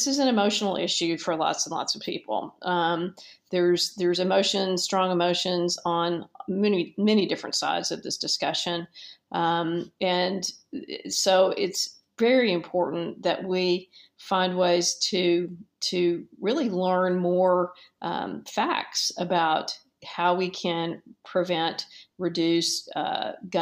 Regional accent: Dallas, Texas, United States; as a 10-year-old child in Dallas, which is my hometown

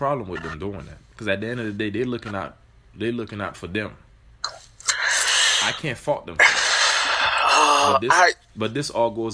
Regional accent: Miami, Florida, United States; moved away; I grew up in Miami.

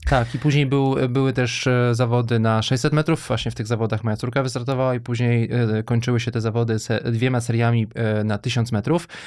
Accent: Wrocław, Lower Silesian Voivodeship, Poland; now in Warsaw, Poland; jestem w ogóle wrocławianinem, urodziłem się w Wrocławiu

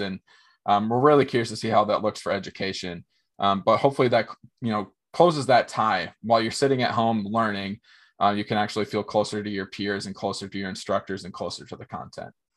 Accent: Minnesota, United States; also born or lived in Fargo, North Dakota; born and raised in Minnesota, grew up in a very small town

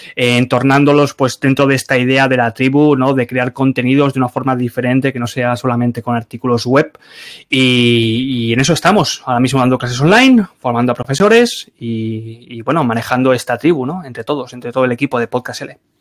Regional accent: Barcelona, Catalonia, Spain; moved away as an adult; soy de Barcelona

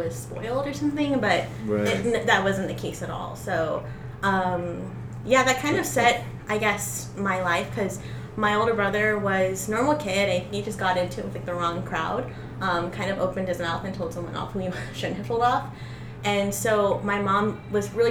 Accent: El Paso, Texas, United States; I grew up in Northeast El Paso

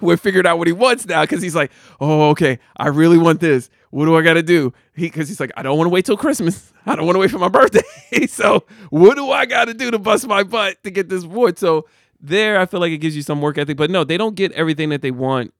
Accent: Jersey City, New Jersey, United States; I grew up in the eighties, I grew up in Jersey City.

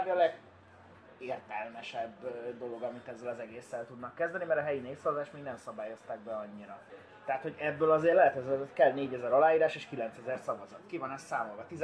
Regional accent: Budapest, Hungary; én meg Pestről jövök.

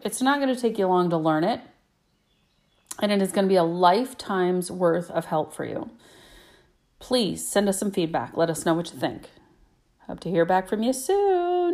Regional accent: Michigan, United States; also born or lived in Indiana; I was born in Indiana. but I live in Michigan now, and I've lived in Michigan most of my life

